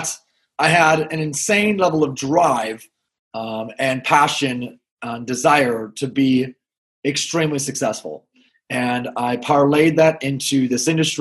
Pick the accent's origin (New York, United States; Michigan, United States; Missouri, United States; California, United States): Michigan, United States; Grand Rapids; I'm actually originally from Grand Rapids, Michigan, where I'm sitting, and just very blue-collar, middle-class upbringing